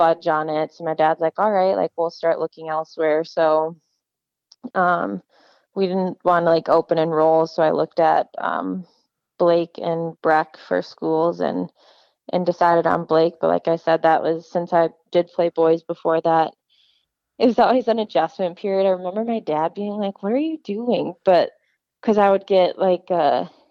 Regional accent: Wayzata, Minnesota, United States; I grew up in Wayzata youth hockey

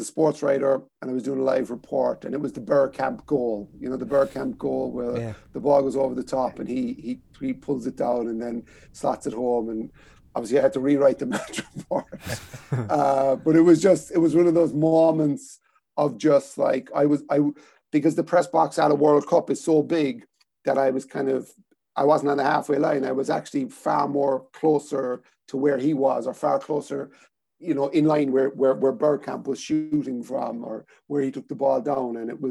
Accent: Cork, Munster, Ireland; Cork City, my hometown team, and then Aston Villa would be my quote-unquote English team.

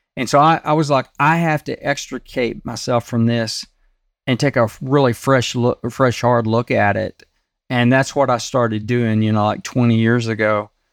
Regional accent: Texas, United States; I grew up in Texas

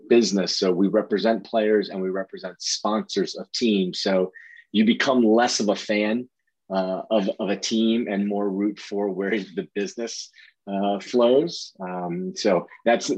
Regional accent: Maryland, United States; moved away as an adult; Actually, I'm from the East Coast. I'm from Maryland.

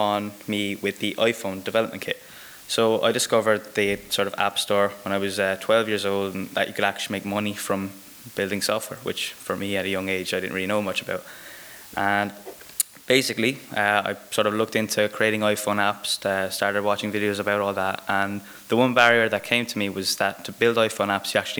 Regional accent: Waterford, Munster, Ireland; I'm from Ireland, I'm from a really small town in the south called Waterford

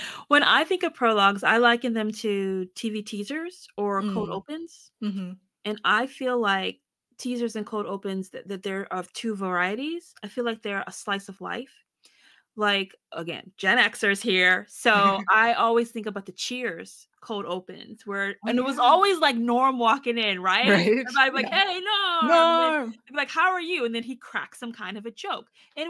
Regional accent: Maryland, United States; born there; now in Virginia, United States; I was born in Maryland. Now I moved to Virginia. I was like 25 miles away from where I was born.

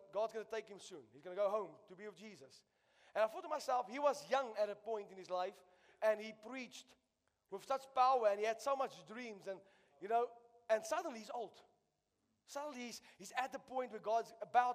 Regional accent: South Africa; I'm a South African.

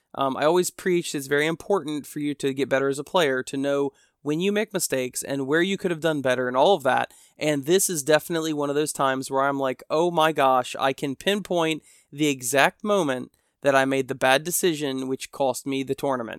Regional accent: United States; I'm an American, and we Americanize everything

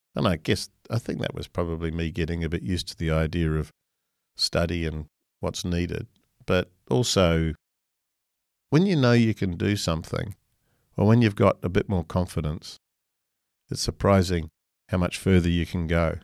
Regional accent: New Zealand; moved away as an adult; now in Australia; I'm a Kiwi by birth, and I owe a lot to New Zealand. That was where I was educated

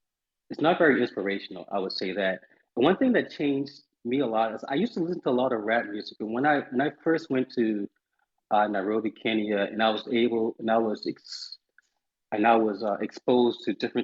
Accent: Charleston, South Carolina, United States; something that kind of originated in the South, which is where I'm from. I'm from Charleston, South Carolina.

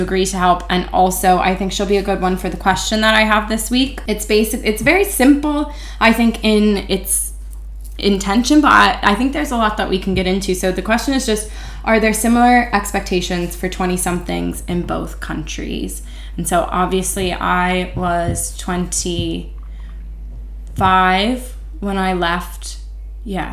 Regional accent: United States; as an American

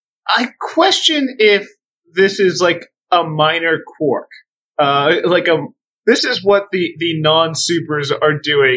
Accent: United States; I grew up in America

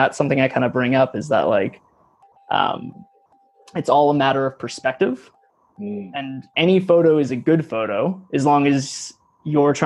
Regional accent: Nanaimo, British Columbia, Canada; also born or lived in Vancouver; I grew up in Nanaimo on the east side of Vancouver Island

